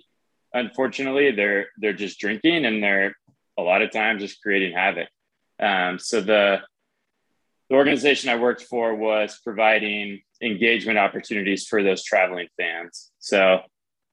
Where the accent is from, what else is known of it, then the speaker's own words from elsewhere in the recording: Southern California, United States; now in Denver, United States; I grew up in Southern California